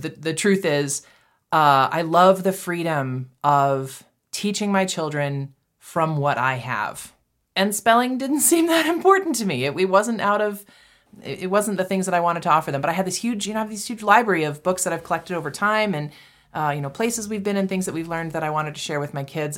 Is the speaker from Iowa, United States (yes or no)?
no; Massachusetts, United States; moved away as an adult; also born or lived in Texas / Saint Louis; now in Canyon, United States; I grew up in Massachusetts